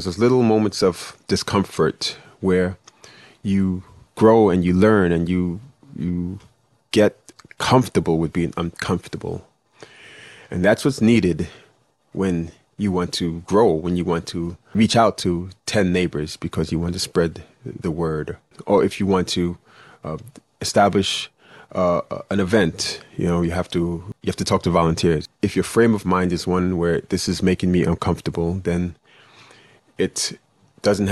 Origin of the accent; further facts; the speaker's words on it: New York City, New York, United States; moved away as an adult; now in Florida, United States; I was born and bred in Flatbush, or born in Bed-Stuy, but raised in East Flatbush, Brooklyn.